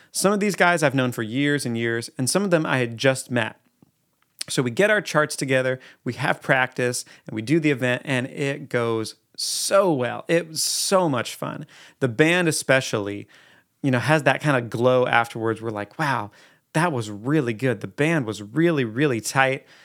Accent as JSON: {"language": "English", "town": "Eugene", "region": "Oregon", "country": "United States", "tie": "born or raised there", "said": "I'm from Eugene, Oregon"}